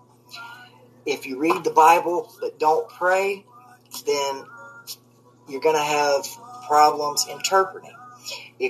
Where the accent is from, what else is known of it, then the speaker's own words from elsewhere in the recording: the South, United States; I was raised in the South, and I'm a big old boy.